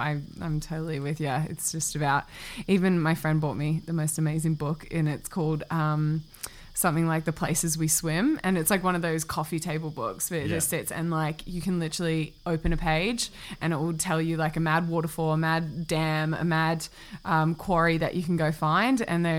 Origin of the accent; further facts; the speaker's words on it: Singapore; also born or lived in New Zealand; I didn't even grow up in New Zealand for that long. I grew up in Singapore, and then I've only traveled New Zealand when I was a kid going home for Christmas and stuff like that.